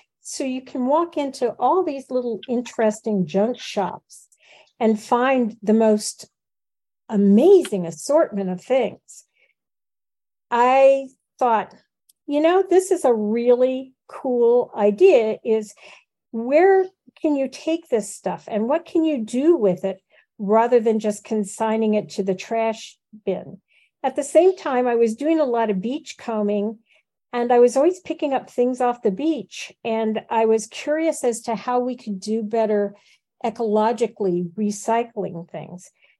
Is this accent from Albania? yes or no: no; Midwest, United States; I grew up in the Midwest, where people are pretty much hardworking, nose to the grindstone.